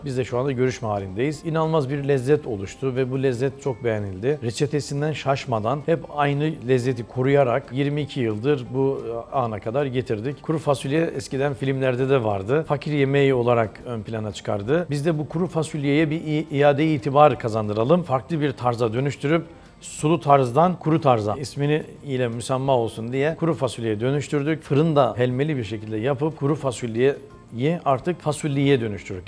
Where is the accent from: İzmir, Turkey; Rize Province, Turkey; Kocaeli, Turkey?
Rize Province, Turkey; Çayeli; moved away as an adult; now in Istanbul, Turkey; Rize Çayeli. Aşıklar Köyü doğumluyum. İlk orta ve lise eğitimimi Rize'de tamamladım.